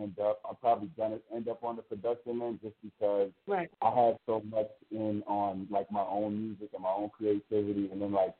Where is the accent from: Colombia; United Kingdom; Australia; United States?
United States; Buffalo, New York; I'm hailing from Buffalo, New York.